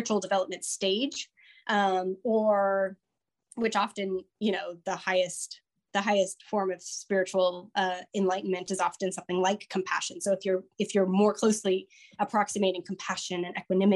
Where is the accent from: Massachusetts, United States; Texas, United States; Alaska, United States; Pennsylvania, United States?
Alaska, United States; moved away; I grew up in Alaska and I just got back from a month in Alaska